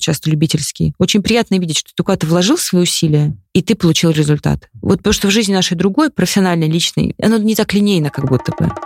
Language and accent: Russian; Khimki, Moscow Oblast, Russia; я выросла в Химках